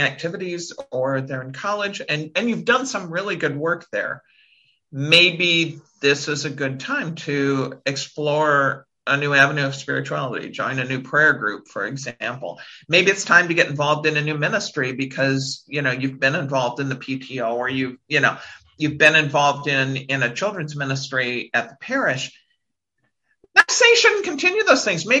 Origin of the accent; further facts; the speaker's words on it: South Dakota, United States; now in Washington, DC area, United States; I'm a girl from South Dakota